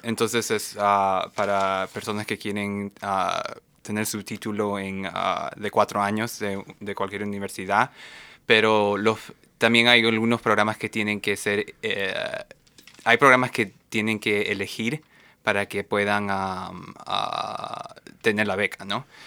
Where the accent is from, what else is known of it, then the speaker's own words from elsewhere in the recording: Lima, Peru; moved away as an adult; now in Seattle, United States; originalmente soy peruano, ah, de Lima, Perú